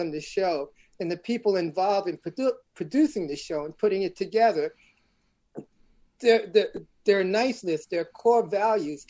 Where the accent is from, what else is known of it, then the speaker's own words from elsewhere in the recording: New York City, New York, United States; I'm originally from Brooklyn, New York, born in Bedford-Stuyvesant